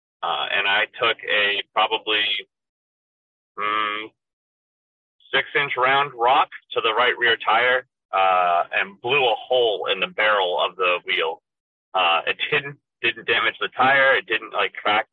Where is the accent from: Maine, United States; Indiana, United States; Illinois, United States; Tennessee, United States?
Maine, United States; I'm from Maine.